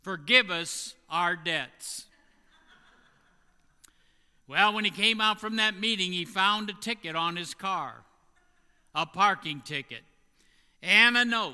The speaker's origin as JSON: {"language": "English", "region": "Indiana", "country": "United States", "tie": "born or raised there", "said": "in Indiana, my home state"}